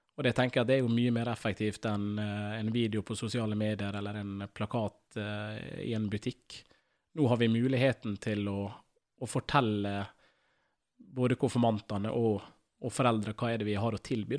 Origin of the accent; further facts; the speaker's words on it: Ålesund, Møre og Romsdal, Norway; jeg vokste opp på Gåseid